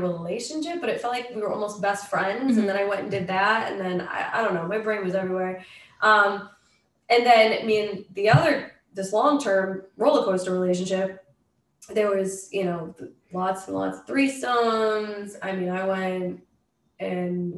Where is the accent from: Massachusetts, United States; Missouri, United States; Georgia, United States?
Massachusetts, United States; moved away as an adult; also born or lived in Los Angeles; now in Montana, United States; I was born in Massachusetts.